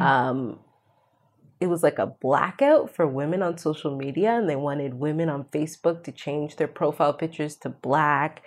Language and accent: English; Canada; I'm Canadian. I'm a settler on stolen land